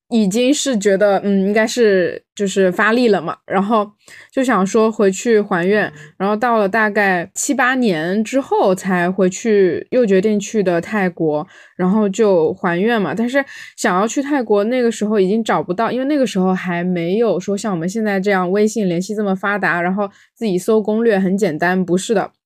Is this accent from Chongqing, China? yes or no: no; Fujian, China; 我们福建这边不是很多人他会信基督嘛嗯。，有信基督的，有信妈祖的，也有信这种五行